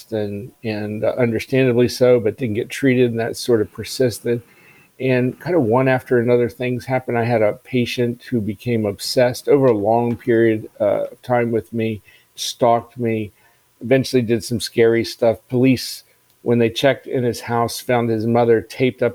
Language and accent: English; Maryland, United States; I grew up in Maryland.